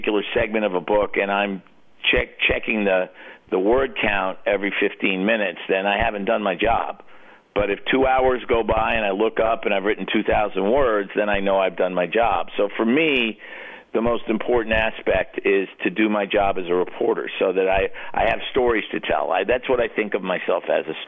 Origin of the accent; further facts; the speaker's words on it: New York City, New York, United States; growing up in New York City